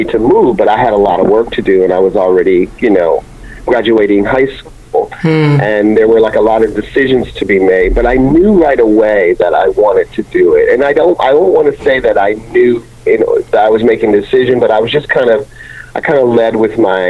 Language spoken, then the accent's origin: English; Ohio, United States; moved away; also born or lived in Montreal; it was a local, smaller contemporary company in my home state of Ohio